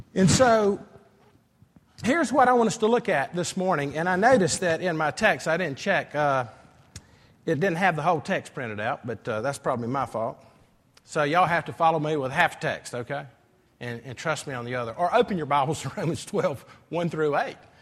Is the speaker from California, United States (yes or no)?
no; Greenville, South Carolina, United States; moved away as an adult; also born or lived in Columbia / Saint Louis, Missouri; the way I grew up in Greenville High School